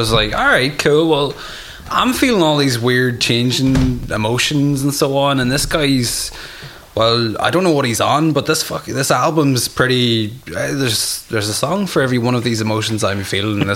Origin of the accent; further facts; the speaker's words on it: Ireland; I was very limited amount of mad stuff growing up in Ireland